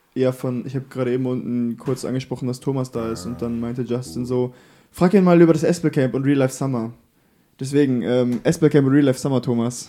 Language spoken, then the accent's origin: German; Bavaria, Germany; also born or lived in the podcast's local church town (unnamed); Ich bin tatsächlich hier in der Kirche geboren und aufgewachsen, bis ich sieben war. Ähm, und dann sind wir nach Bayern gezogen, äh, wegen der Arbeit von meinem Vater damals